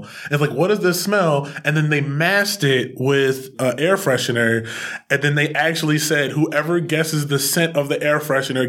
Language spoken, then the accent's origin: English; Chester, Pennsylvania, United States; also born or lived in Williamsport; now in Philadelphia, United States; I'm from Chester, originally. I live in Williamsport. Philly, now.